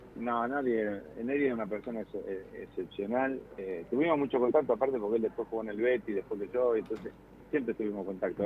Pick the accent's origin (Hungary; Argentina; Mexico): Argentina